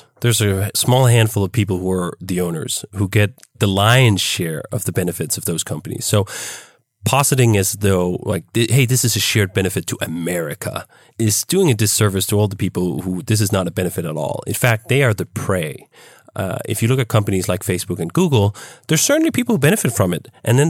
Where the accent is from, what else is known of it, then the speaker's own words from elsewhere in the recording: Denmark; now in United States; In fact, when I came from Denmark to here, I was astounded at just how poorly those two parts worked. When I came to the US, I had a girlfriend at the time who was enrolled in Loyola University.